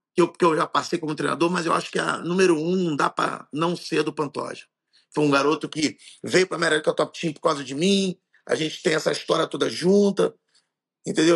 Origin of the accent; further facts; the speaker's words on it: Rio de Janeiro, Brazil; eu sou carioca